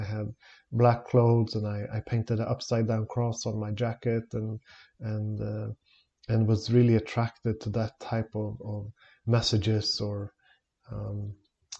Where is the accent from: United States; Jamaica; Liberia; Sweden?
Sweden; Stockholm, Stockholm County; I'm born and raised in Stockholm in Sweden